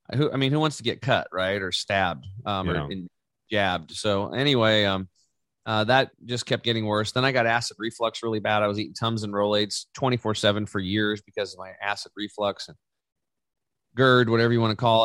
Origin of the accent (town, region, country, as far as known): Eastern Oregon, United States; born or raised there; also born or lived in Canby, Oregon